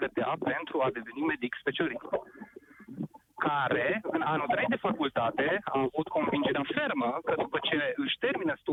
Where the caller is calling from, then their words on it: Arad, Arad County, Romania; Vă sunt din Arad